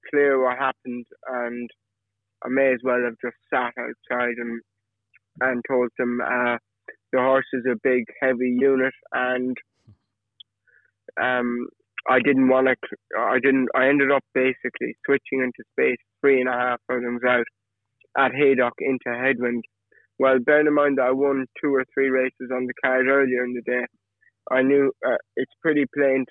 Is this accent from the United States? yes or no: no; Killarney, Munster, Ireland; also born or lived in Cork; now in England; I was born in Cork, and then I did my primary school in Killarney, County Kerry. And then when I finished that, so age 11, I moved to Cork with my family, and I did secondary school in Cork.